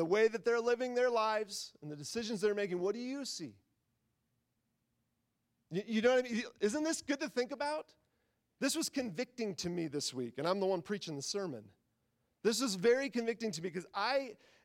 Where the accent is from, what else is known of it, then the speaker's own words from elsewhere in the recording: Midwest, United States; I grew up in the Midwest